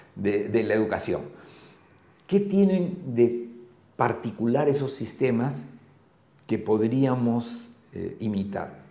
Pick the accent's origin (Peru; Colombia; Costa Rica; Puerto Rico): Peru; Lima; Yo soy de Lima